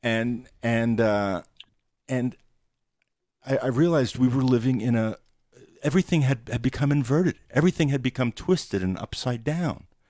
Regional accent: New York City, New York, United States; I grew up in New York City

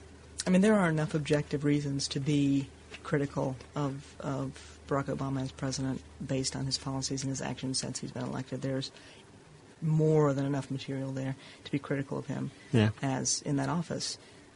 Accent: Southeast, United States; I mean, I grew up in the Southeast and went to a grammar school that had just recently been integrated.

